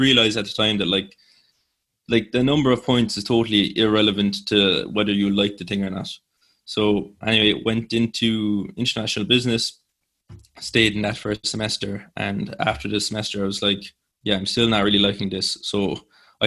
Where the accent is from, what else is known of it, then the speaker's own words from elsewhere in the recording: Cork, Munster, Ireland; also born or lived in Limerick; I'm from Cork, in Spridneave. It was my secondary school, and nobody was really much going outside of Cork